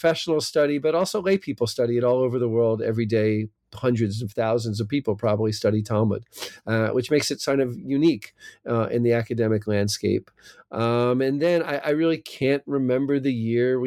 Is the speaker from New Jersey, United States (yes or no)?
yes; New Jersey, United States; accent: American; moved away as an adult; also born or lived in California; now in Israel; I live in Israel now, but I have an American, maybe not a New Jersey accent, but that's because I'm from South Jersey